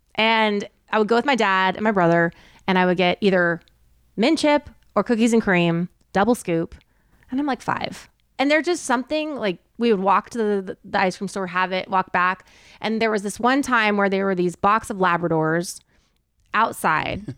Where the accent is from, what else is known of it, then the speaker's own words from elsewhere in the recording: Southern California, United States; now in Texas, United States; I grew up in Southern California